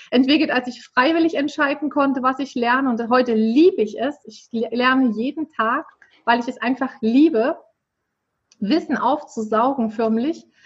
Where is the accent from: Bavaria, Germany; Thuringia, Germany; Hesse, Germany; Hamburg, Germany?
Thuringia, Germany; Erfurt; Genau, also ich komme aus der Landeshauptstadt von Thüringen, wie du es ja so schön schon angekündigt hast, aus Erfurt mich hat es nur in der Ausbildung mal und im Studium mal ähm, von Erfurt weggezogen.